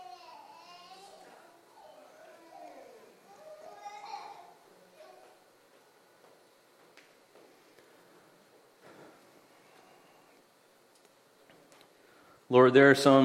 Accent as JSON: {"language": "English", "town": "Allendale", "region": "Michigan", "country": "United States", "tie": "born or raised there", "said": "we grew up in West Michigan, I grew up in Allendale"}